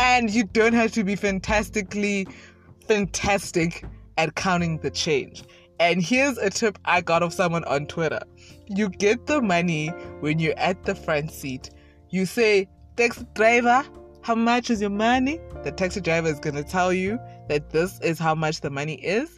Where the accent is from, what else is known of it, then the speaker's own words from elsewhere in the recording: South Africa; I was born in South Africa, have lived in South Africa all my life.